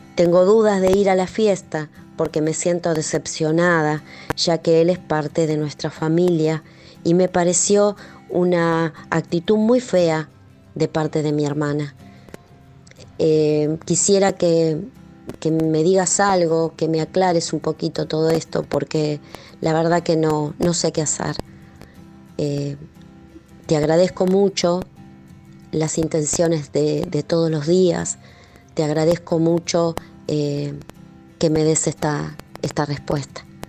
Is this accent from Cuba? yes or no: no; Argentina; soy de Argentina.